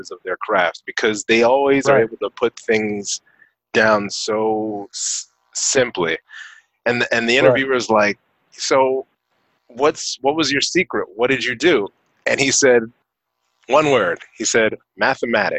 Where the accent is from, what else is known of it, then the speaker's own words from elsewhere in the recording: Northeast, United States; growing up in the Northeast